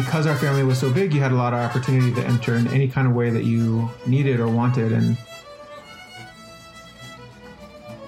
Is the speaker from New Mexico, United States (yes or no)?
yes; Albuquerque, New Mexico, United States; I'm from Albuquerque, born and raised, grew up there on the west side